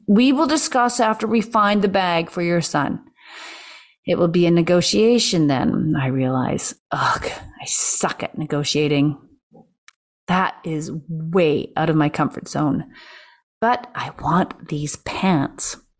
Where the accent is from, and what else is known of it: Canada